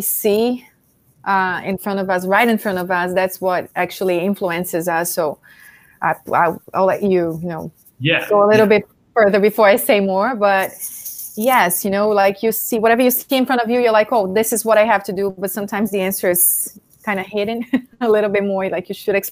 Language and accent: English; Brazil; moved away; I'm Brazilian. So, born and raised in Brazil